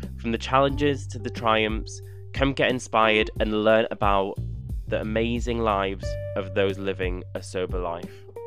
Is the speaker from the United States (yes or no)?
no; North Wales, United Kingdom; I was brought up in North Wales